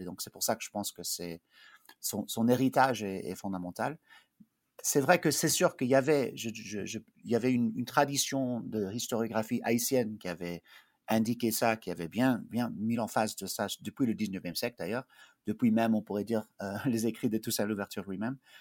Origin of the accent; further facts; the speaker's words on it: Bethesda, Maryland, United States; also born or lived in Belgium; je suis de, d'une famille belge. On a émigré aux États-Unis quand j'étais euh, bébé, mais j'ai grandi euh, à Bethesda, mais à l'extérieur de Washington euh, D.C.